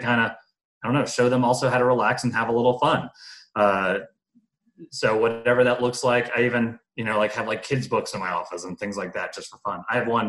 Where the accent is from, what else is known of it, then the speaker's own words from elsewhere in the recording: North Carolina, United States; moved away as an adult; now in South Carolina, United States; I'm from North Carolina originally